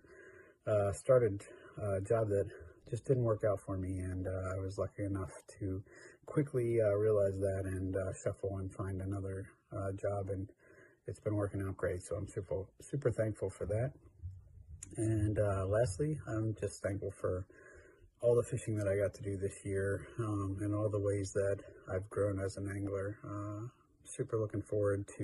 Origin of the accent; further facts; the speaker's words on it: New York, Pennsylvania, United States; I'm from New York, PA